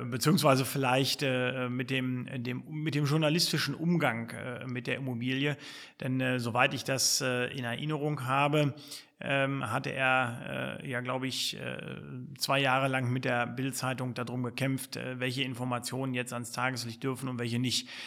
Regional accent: Lower Saxony, Germany; born there; Ich bin ja auch gebürtiger Sachse, allerdings Niedersachse

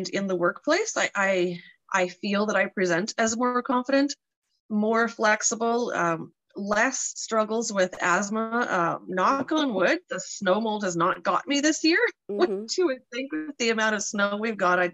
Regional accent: Canada's East Coast, Atlantic Canada, Canada; moved away as an adult; now in Saskatchewan, Canada; we come from Canada's East Coast originally, and we have been living in Saskatchewan for 10 years this summer

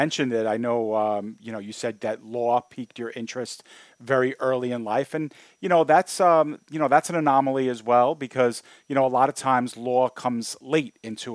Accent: New York City, New York, United States; I was actually born and raised in Sunset Park as well

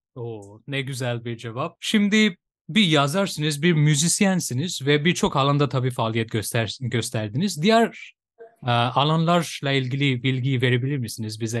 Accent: Bangladesh; Turkish is a second language; now in Turkey

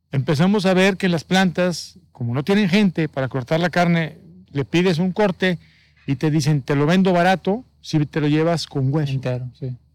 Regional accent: Nuevo León, Mexico; tú y yo que somos regios, norteños y tenemos tatuadas las parrillas

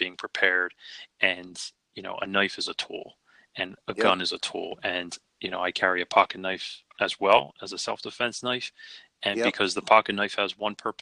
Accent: Philadelphia, Pennsylvania, United States; I was born and raised in Philly

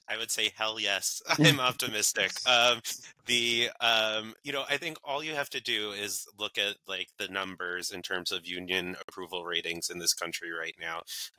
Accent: New York, United States; I was born and raised in New York, so that was very hard for me.

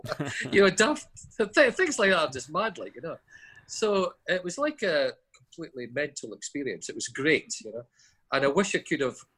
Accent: Dundee, Scotland, United Kingdom; somebody says, "Hey, where are you from, Dundee?" "Oh, Mini Chicago," you know, boom. I thought, Mini Chicago, that's quite nice.

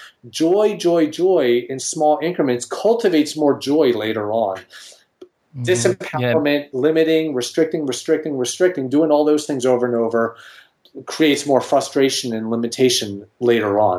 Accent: Philadelphia, Pennsylvania, United States; I'm from Philadelphia

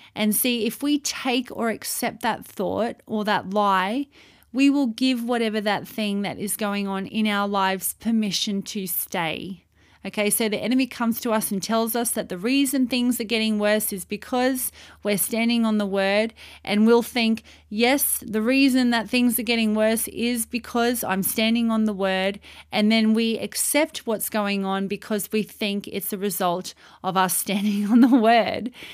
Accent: Australia; moved away as an adult; also born or lived in Saudi Arabia; as an Australian citizen, I went to Saudi Arabia to live and to work over there

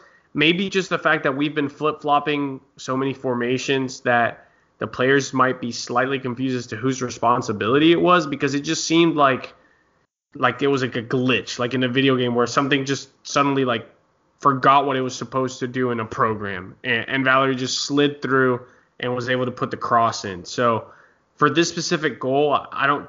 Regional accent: United States; as an American fan

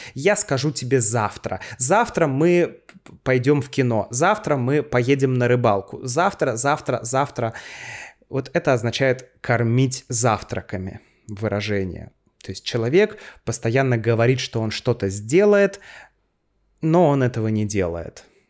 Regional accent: Saint Petersburg, Russia; Я родился в городе Ленинграде, Тогда Санкт-Петербург назывался Ленинградом

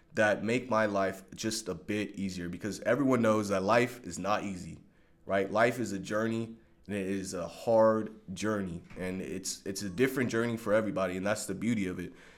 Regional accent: Long Beach, California, United States; I grew up in Long Beach, California

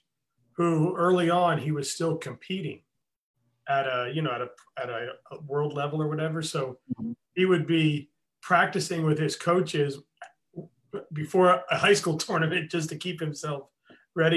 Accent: Orlando, Florida, United States; I'm from Orlando

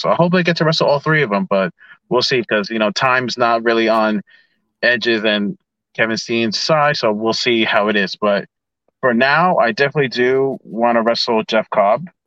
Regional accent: Ecuador; getting to wrestle in in in my home country of Ecuador

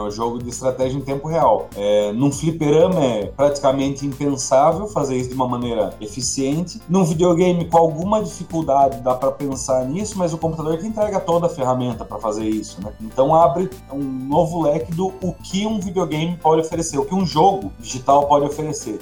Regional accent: Sorocaba, São Paulo, Brazil; Eu sou de Sorocaba

